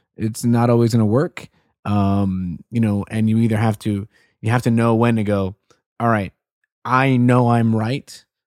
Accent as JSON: {"language": "English", "country": "Puerto Rico", "tie": "born or raised there", "moved": "yes", "said": "I'm Puerto Rican. I remember I would see all these different Mitsubishis growing up in Puerto Rico"}